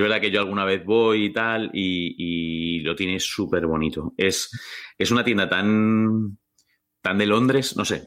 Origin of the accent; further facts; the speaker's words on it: Valdemoro, Community of Madrid, Spain; Yo soy de Valdemoro